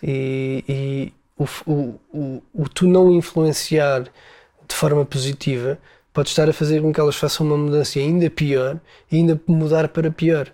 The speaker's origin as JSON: {"language": "Portuguese", "country": "Portugal", "said": "nós nascemos em Portugal."}